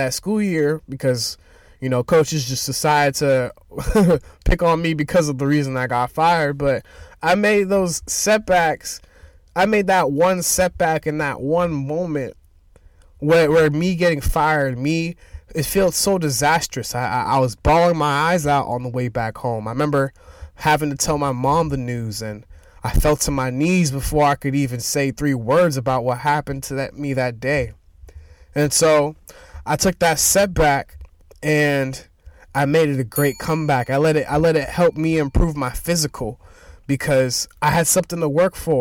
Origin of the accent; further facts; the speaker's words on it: Boston, Massachusetts, United States; I'm from Boston, Massachusetts